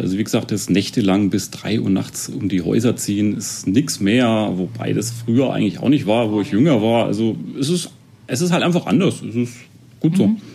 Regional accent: Erlangen, Bavaria, Germany; Also ich komme ursprünglich auch aus Erlangen. Ich wohne eigentlich schon immer in Tennenlohe

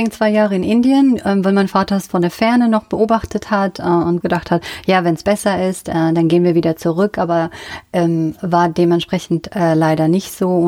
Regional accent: North Rhine-Westphalia, Germany; Aus dem Siegerland.

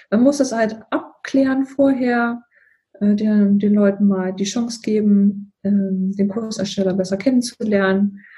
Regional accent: Thuringia, Germany; Ich bin Aus Thüringen und ähm, wohnen jetzt in Niedersachsen. Und hier, hier gibt es ja, also wo ich wohne, in der Nähe von Hannover, hier ist ja Standardsprache, also Hochdeutsch.

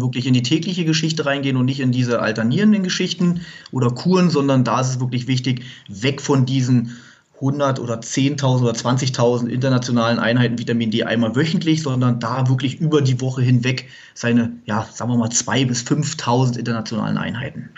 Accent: Munich area, Bavaria, Germany; wir kommen ja aus dem Raum München

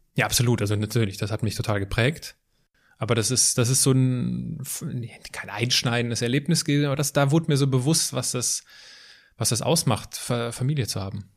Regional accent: Altenkirchen, Germany; da wo ich herkomme, in Altenkirchen

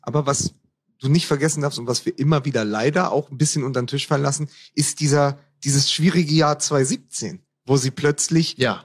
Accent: Berlin, Germany; ich als Berliner

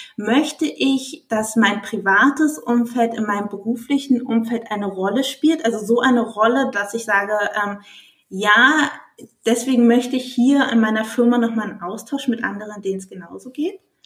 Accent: Germany; bei uns in Deutschland

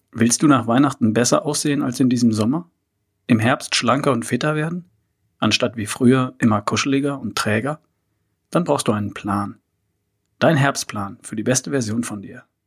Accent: Germany; bei uns in Deutschland

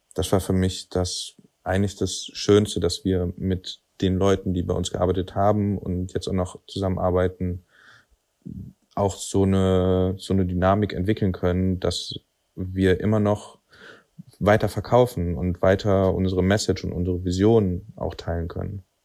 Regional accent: Cologne, North Rhine-Westphalia, Germany; wir sind aus Köln

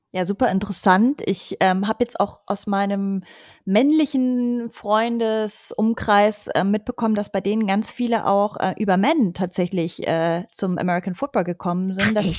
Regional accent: Munich, Bavaria, Germany; moved away; ich bin ja ursprünglich aus München

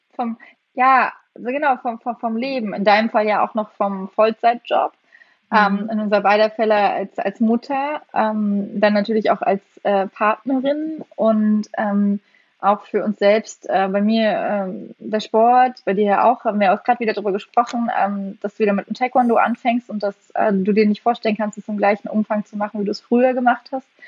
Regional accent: East Germany, Germany; also born or lived in West Berlin; now in Berlin, Germany; ich bin ja im Osten groß geworden

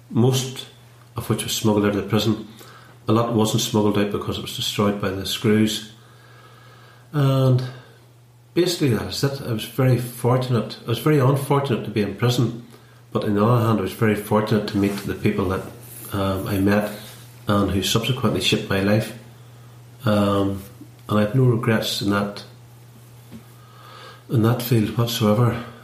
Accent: Bellaghy, Northern Ireland, United Kingdom; I'm from Ballyscullion in Bellaghy, County Derry.

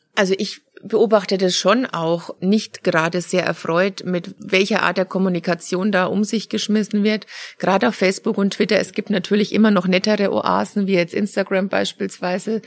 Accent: Germany; als Deutscher

